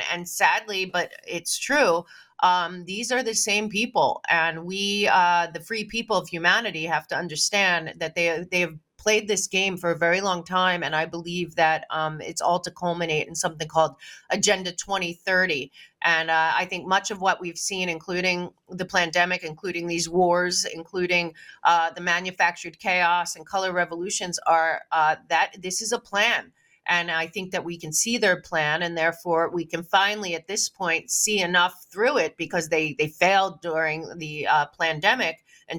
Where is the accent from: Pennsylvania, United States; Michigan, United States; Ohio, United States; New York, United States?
New York, United States; Manhattan; also born or lived in Florida / Los Angeles; growing up in Manhattan and in Florida